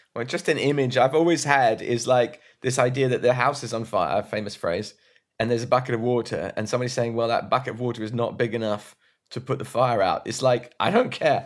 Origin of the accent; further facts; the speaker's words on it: Brighton, South East England, United Kingdom; I'm from Brighton too